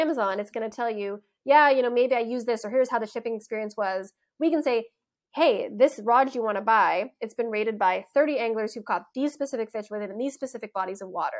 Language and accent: English; United States; moved away as an adult; also born or lived in Berlin; being an American